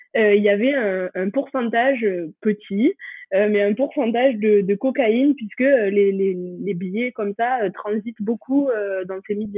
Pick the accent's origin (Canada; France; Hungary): France; moved away as an adult; also born or lived in Toulouse; now in Bangor, United Kingdom; j'ai grandi dans les Pyrénées